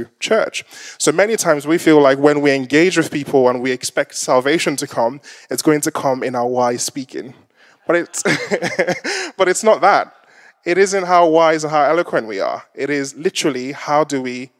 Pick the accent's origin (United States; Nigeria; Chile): Nigeria; Lagos; I'm Nigerian descent, if you haven't kind of picked that up. and there was, typically when you go to some of the markets in Lagos, where I'm from